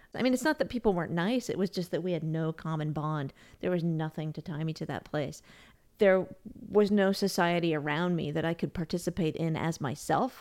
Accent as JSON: {"language": "English", "country": "United States", "also_born_or_lived": "Austria", "moved": "as an adult", "said": "as an American"}